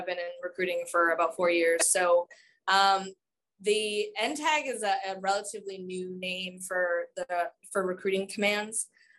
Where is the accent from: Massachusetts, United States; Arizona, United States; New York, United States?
Massachusetts, United States; moved away as an adult; now in Pittsburgh, United States; my home state of Massachusetts